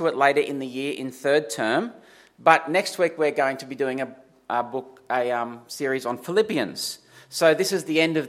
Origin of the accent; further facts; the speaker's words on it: Dubbo, New South Wales, Australia; I'm from Dubbo.